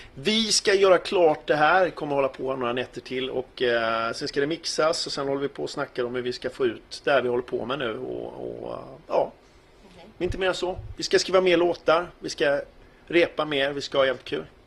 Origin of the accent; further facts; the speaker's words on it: Gothenburg, Västra Götaland, Sweden; Jag är ju gammal göteborgare och var med i de första punkbanden här i Göteborg